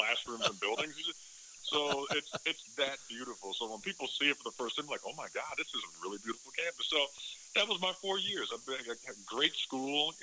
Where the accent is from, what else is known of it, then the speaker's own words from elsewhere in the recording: Chicago, Illinois, United States; moved away as an adult; growing up in Chicago and outside of Chicago and being a Bears fan